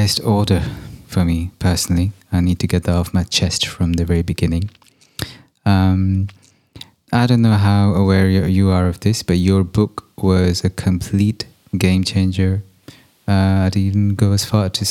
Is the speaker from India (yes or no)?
yes; India; my time growing up in India